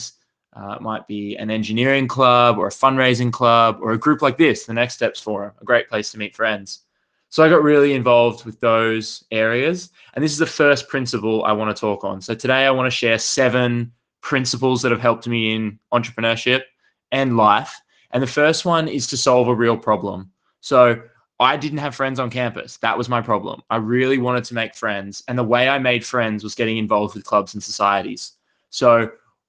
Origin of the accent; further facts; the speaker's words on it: Australia; I grew up in Australia. I grew up in a little country town about 4 hours drive inland from a city